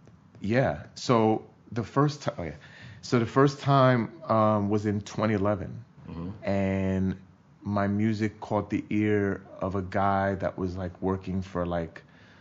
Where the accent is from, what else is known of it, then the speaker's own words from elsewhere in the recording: New York City, New York, United States; because I grew up in New York